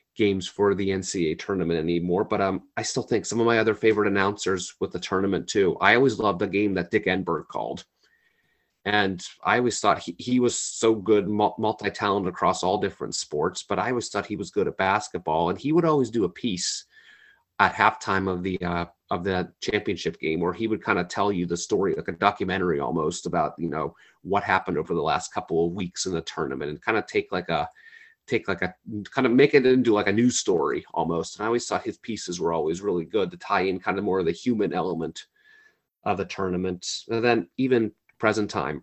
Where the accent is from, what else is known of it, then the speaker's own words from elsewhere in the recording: Philadelphia, Pennsylvania, United States; I am from Philadelphia